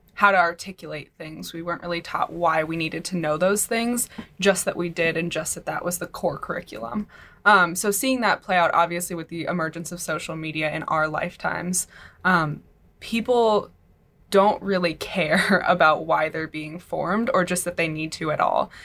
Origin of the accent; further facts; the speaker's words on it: California, United States; moved away; I'm from California.